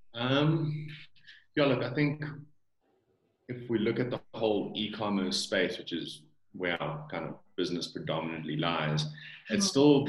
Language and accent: English; South Africa; accent: South African; Born and bred in South Africa. Parents are from from Holland, um, but I've lived here my whole life